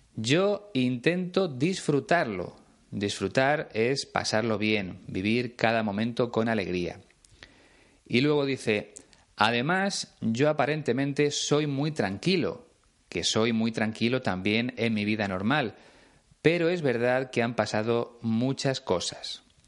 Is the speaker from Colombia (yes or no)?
no; Spain; en mi país, en este caso en León